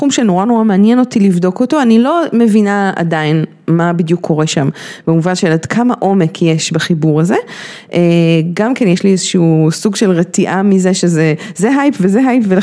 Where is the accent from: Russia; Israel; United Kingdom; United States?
United States; Washington; born there; אני נולדתי בפה וושינגטון.